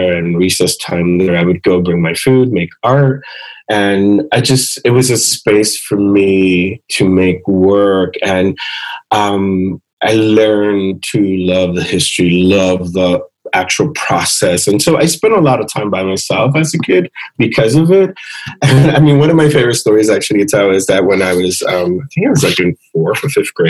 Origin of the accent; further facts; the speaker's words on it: Philadelphia, Pennsylvania, United States; my parents had moved from Puerto Rico to the States, and I was born in Philadelphia